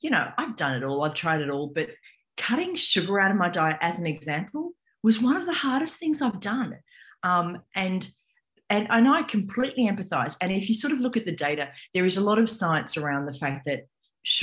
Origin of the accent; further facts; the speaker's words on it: Australia; moved away as an adult; now in New York, United States; I am by descent, I'm Australian. So I grew up in Australia